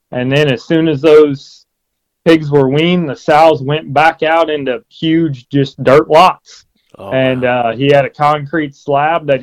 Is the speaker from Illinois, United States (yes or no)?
yes; Quincy, Illinois, United States; I grew up over in Quincy, Illinois